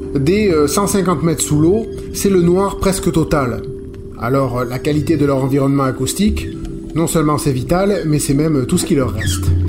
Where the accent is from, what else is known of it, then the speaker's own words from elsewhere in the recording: Saint Lawrence, Quebec, Canada; chez nous, dans le Saint-Laurent